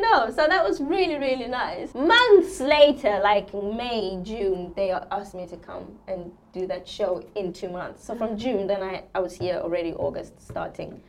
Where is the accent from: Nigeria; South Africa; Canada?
South Africa; moved away as an adult; also born or lived in England; I'm, I'm born and raised in South Africa until I was 20, and then I left home.